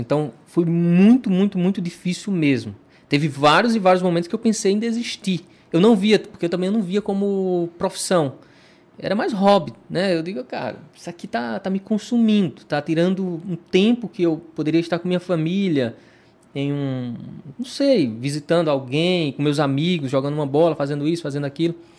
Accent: Petrolina, Pernambuco, Brazil; also born or lived in Cabrobó, Pernambuco; eu sou um cara que morei em Petrolina na minha infância né? E aí, numa, na adolescência, fui para Cabrobó

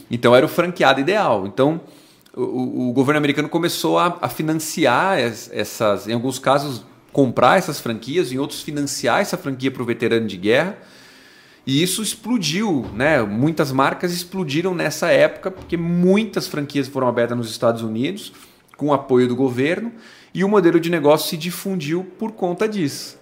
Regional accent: Brazil; Nós somos brasileiros

